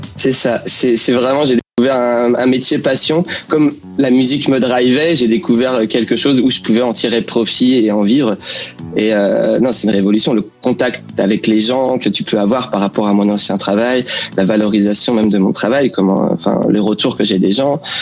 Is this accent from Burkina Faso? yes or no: no; France; now in London, United Kingdom; les Français qui se sont implantés ici